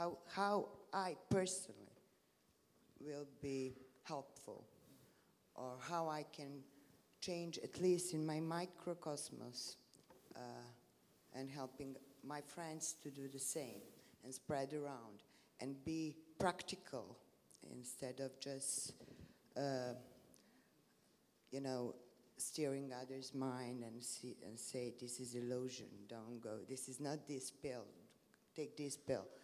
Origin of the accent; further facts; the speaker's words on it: Serbia; English is a second language; I'm coming from Balkans and I'm coming from Serbia.